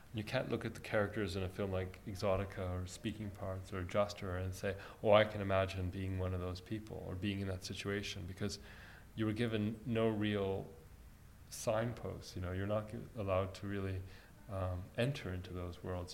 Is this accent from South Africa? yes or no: no; Egypt; moved away; I was born in Egypt